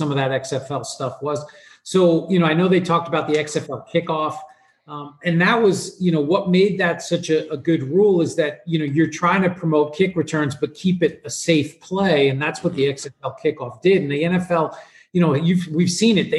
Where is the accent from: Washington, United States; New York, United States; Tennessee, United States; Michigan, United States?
New York, United States; I grew up in New York.